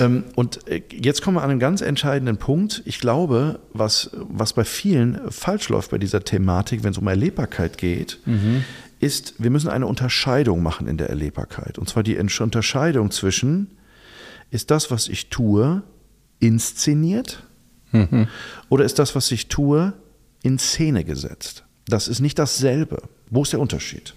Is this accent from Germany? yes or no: yes; Germany; wir Deutschen